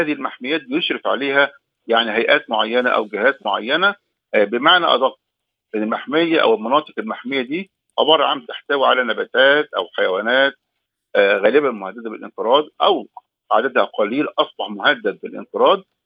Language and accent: Arabic; Egypt; عندنا في مصر